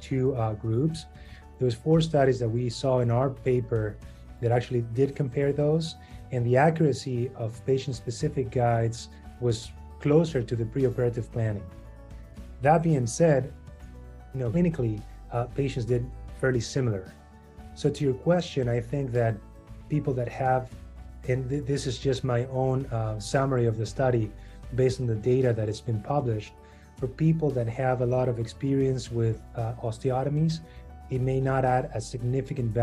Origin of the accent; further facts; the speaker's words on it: Argentina; moved away as an adult; now in Chicago, United States; I'm from Argentina